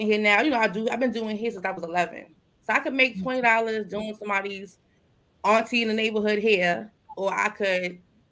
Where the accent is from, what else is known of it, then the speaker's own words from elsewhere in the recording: United States; I'm from Sumner Projects